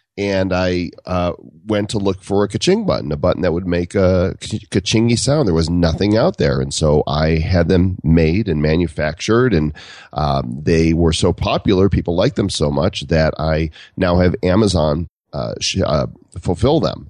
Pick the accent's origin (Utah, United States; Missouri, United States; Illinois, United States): Illinois, United States; Chicago; moved away; I'm from the Midwest. I'm from Chicago area, and, and I left there